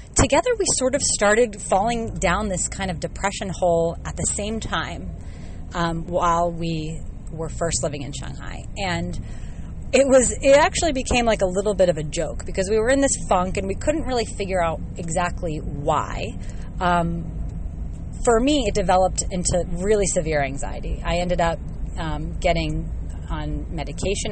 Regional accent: United States; moved away as an adult; also born or lived in China; growing up in the States

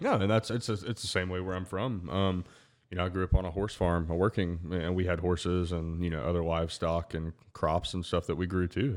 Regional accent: Alabama, United States; I'm from Alabama.

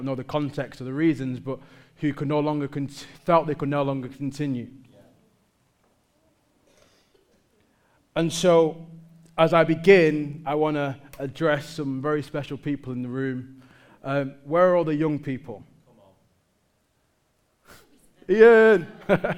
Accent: Manchester, North West England, United Kingdom; I'm from Manchester.

